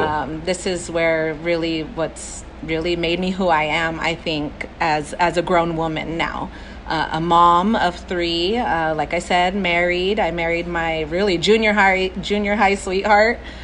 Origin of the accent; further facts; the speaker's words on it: Orange, California, United States; moved away as an adult; also born or lived in East Los Angeles; now in Los Angeles, United States; I grew up in the city of Orange, in Orange County, is my background.